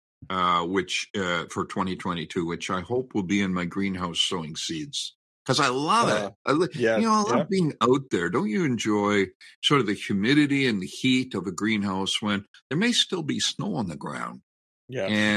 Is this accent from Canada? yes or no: yes; Canada; the pride I have in being a Canadian, a fifth generation Canadian